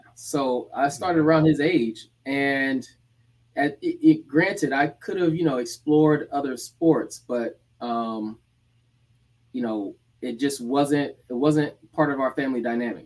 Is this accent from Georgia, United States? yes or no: yes; Decatur, Georgia, United States; moved away as an adult; also born or lived in Gainesville, Florida / Massachusetts / Rhode Island; now in South Florida, United States; I was born in Gainesville, Florida. Grew up in Atlanta, Georgia, Decatur, aka the Deck